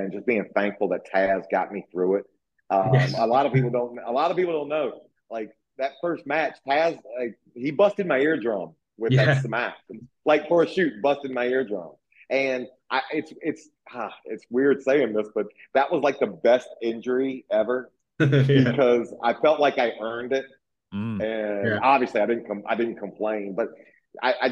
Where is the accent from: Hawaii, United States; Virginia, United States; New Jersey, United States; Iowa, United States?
Virginia, United States; I grew up down in the South, you know, in Virginia